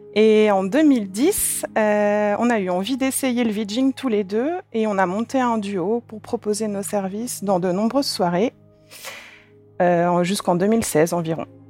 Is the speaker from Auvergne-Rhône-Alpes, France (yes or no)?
yes; Sallanches, Auvergne-Rhône-Alpes, France; moved away as an adult; now in Switzerland; je viens de Salanches, en Haute-Savoie, où j'ai passé toute mon enfance